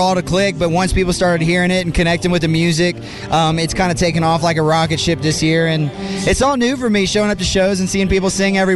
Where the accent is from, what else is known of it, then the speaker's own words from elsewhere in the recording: Texas, United States; I grew up in Texas